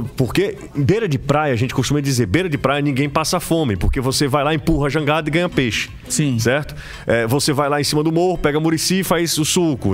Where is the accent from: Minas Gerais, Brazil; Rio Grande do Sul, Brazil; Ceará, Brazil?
Ceará, Brazil; Aracati; eu nasci em Aracati por, por conta da maternidade, ficava em Aracati, mas hum. os meus primeiros dias de vida foram em Majorlândia. Então eu passei a minha vida inteira em Majorlândia